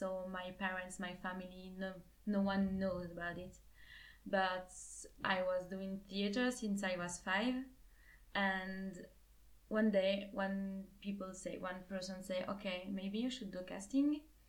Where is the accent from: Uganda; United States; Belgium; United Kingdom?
Belgium; French part, Wallonia; first language French; English is a second language; moved away as an adult; also born or lived in Liège; now in Seville, Spain; I'm 24 already. I'm from Belgium. And I'm here in Erasmus in Sevilla.